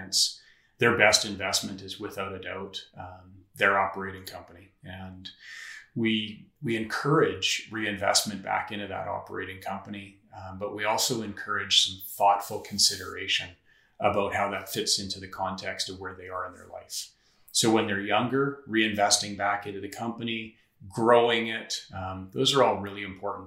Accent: northeastern Saskatchewan, Canada; now in Saskatoon, Canada; I grew up in northeastern Saskatchewan in a small town

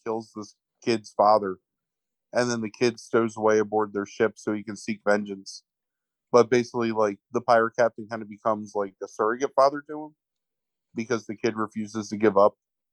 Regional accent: Philadelphia area, Pennsylvania, United States; growing up in the Philadelphia area, like, just south of it

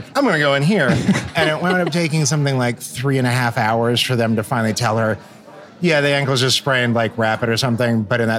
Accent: Salina, Kansas, United States; born or raised there; moved away; also born or lived in Los Angeles

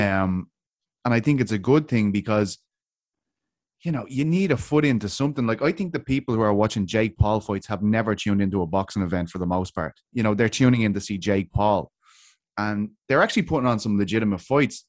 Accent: Ireland; I'm from Ireland

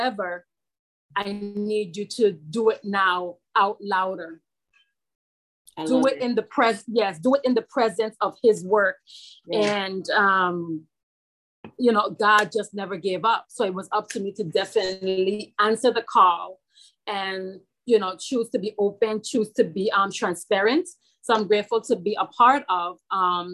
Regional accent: St. Croix, U.S. Virgin Islands; I'm from St. Croix, United States, Virgin Islands.

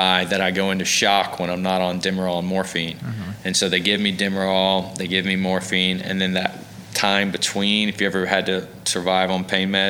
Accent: Alabama, United States; You know, because I'm a guy from Alabama.

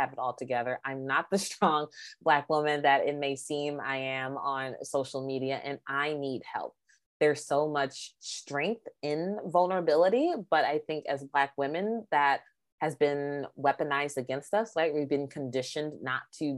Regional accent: Maryland, United States; moved away as an adult; now in Illinois, United States; I'm from Maryland.

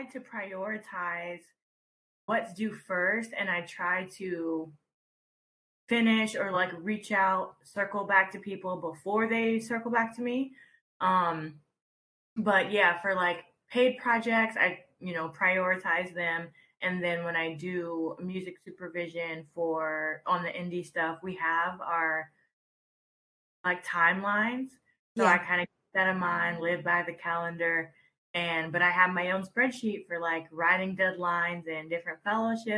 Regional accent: Atlanta, Georgia, United States; moved away as an adult; also born or lived in Texas / New York; now in Los Angeles, United States; I was raised in Georgia. And I stayed there.

